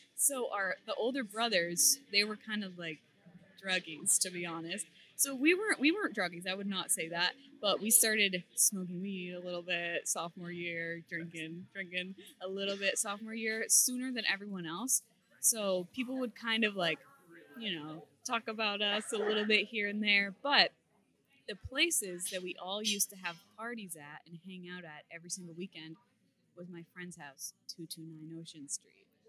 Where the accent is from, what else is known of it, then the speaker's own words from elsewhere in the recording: Beverly, Massachusetts, United States; I am from Beverly, Massachusetts, where I still reside